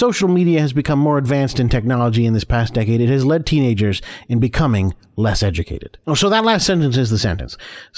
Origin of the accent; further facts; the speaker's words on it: United States; So, I don't know how much a kilogram is, because I'm American.